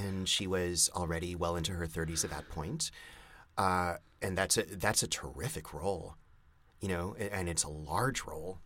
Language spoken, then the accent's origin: English; Montreal, Quebec, Canada; moved away; when I grew up in Montreal